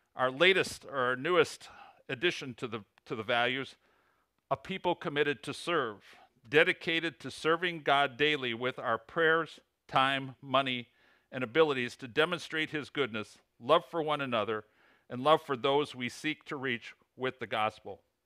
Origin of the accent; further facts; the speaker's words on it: Illinois, United States; accent: Illinois; moved away as an adult; also born or lived in Plainfield, Illinois; now in Huntington, West Virginia, United States; my Illinois accent.